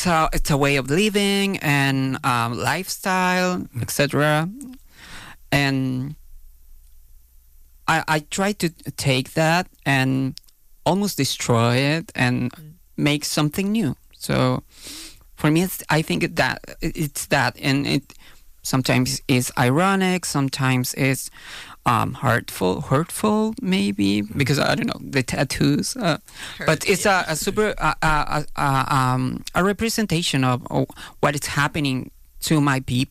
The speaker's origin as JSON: {"language": "English", "country": "Chile", "second_language": "English", "said": "I'm speaking English, which is not my native language"}